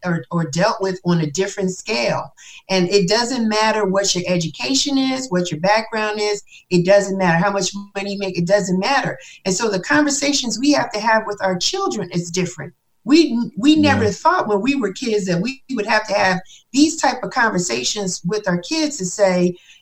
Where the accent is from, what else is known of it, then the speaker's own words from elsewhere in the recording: New York, United States; now in Atlanta, United States; I'm from New York